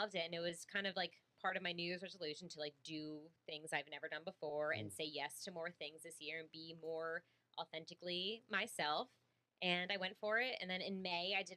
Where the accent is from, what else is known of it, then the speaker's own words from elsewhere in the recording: New Jersey, United States; I'm from just like 45 minutes north of here